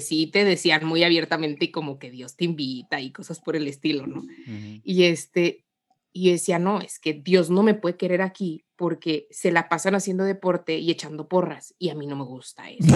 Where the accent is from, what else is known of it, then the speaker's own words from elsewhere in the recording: Guanajuato, Mexico; moved away as an adult; also born or lived in Mexico City; soy mexicana, eh, nací acá en una provincia de, de, México